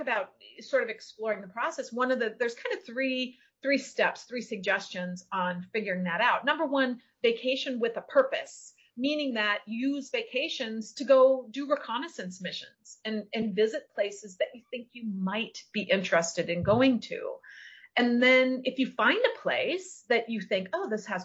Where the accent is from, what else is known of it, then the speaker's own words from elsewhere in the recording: Minnesota, United States; also born or lived in California / Florida; now in Isla Mujeres, Mexico; I'm from Minnesota